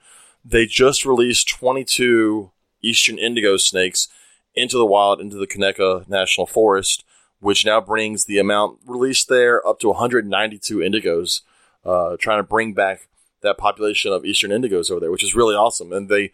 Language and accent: English; Alabama, United States; moved away; I'm originally from Alabama